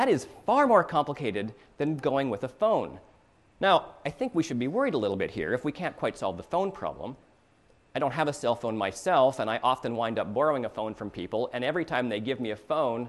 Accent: Canada; now in United States; I'm a Canadian

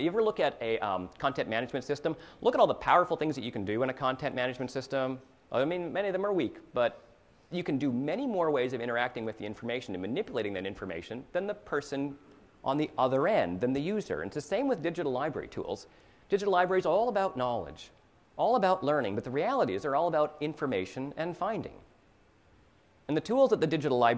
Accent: Canada; now in United States; I'm a Canadian

